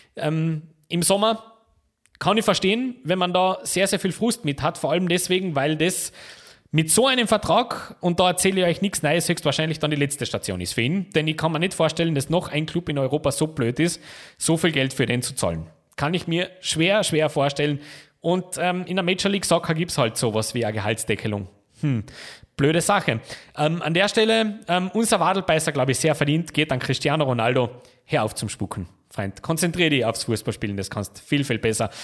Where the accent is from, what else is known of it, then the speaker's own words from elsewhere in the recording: Austria; Bei uns in Österreich